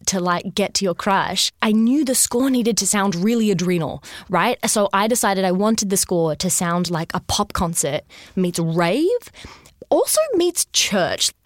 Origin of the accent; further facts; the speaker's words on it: Sydney, New South Wales, Australia; I grew up in Sydney.